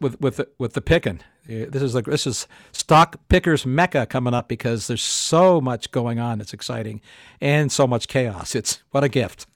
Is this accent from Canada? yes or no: yes; Canada; I grew up in Canada